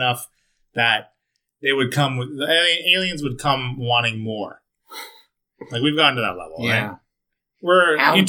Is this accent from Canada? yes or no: yes; Canada; we're Canadian?